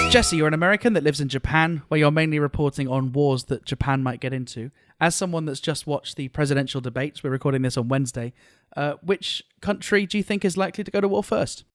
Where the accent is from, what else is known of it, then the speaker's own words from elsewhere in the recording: United Kingdom; as a British person